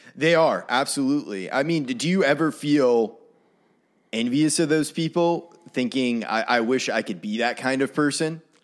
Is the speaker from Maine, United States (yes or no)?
yes; Maine, United States; moved away as an adult; now in Nashville, United States; I had some really, really awesome mentors growing up in Maine